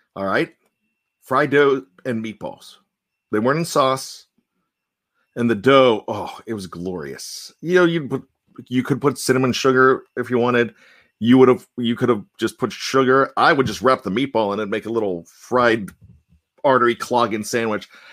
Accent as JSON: {"language": "English", "town": "Johnstown", "region": "Pennsylvania", "country": "United States", "tie": "born or raised there", "said": "growing up in Johnstown"}